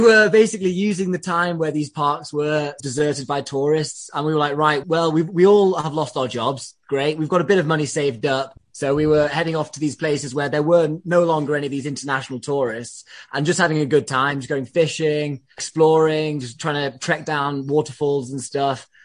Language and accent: English; England, United Kingdom; I'm English